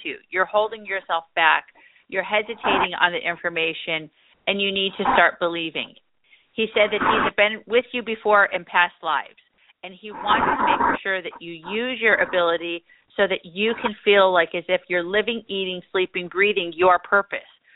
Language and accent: English; California, United States; I'm from there too, you know, California